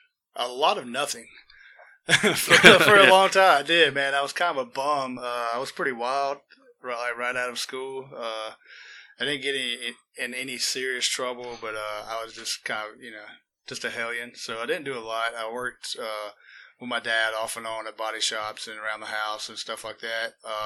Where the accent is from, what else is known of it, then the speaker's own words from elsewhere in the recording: United States; I'm born and raised in Walker County, near the Coleman County line, on the river pretty much. And, that's kind of me and where I'm from right there.